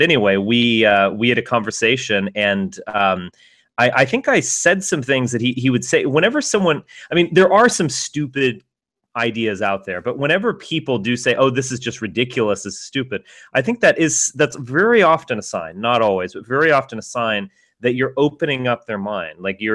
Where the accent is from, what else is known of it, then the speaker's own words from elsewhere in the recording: United States; I am an American, I was born in the United States, my family's been here a while